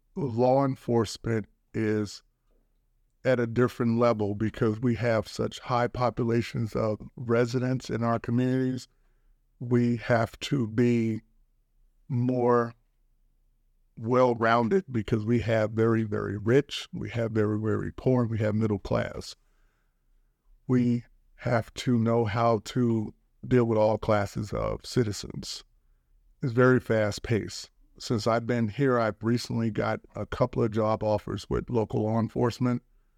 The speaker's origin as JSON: {"language": "English", "town": "Inglewood", "region": "California", "country": "United States", "tie": "born or raised there", "moved": "as an adult", "said": "I was raised in South Central Los Angeles, Inglewood, California. I was also raised in the foster care system of Los Angeles. I left Los Angeles in about 1986, went off to college"}